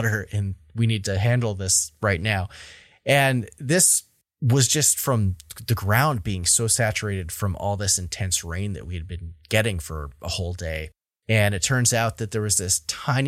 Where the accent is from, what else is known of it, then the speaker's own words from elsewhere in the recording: Vermont, United States; my home state of Vermont